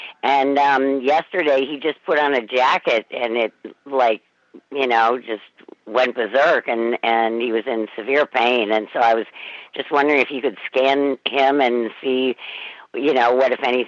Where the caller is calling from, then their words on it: Easton, Connecticut, United States; I'm calling from Easton, Connecticut, which is sort of near Westport and Fairfield, for anybody who knows the area.